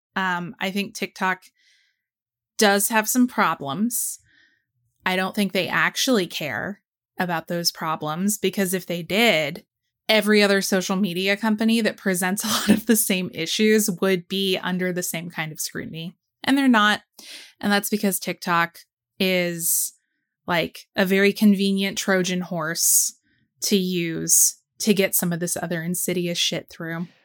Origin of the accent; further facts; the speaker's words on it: Georgia, United States; my home state of Georgia